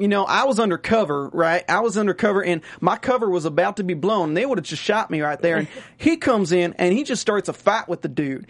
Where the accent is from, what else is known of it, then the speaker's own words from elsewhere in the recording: North Carolina, United States; accent: North Carolina; now in Los Angeles, United States; I mean, I can do a real exaggerated accent. Like, this is my accent from North Carolina.